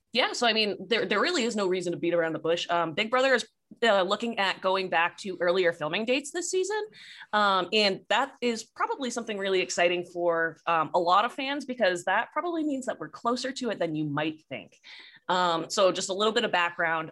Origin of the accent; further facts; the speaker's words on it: Boston, Massachusetts, United States; we're from the Boston area